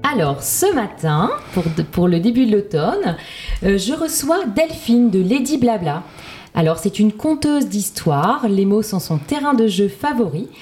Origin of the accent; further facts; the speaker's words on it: Lille, Hauts-de-France, France; Je suis lilloise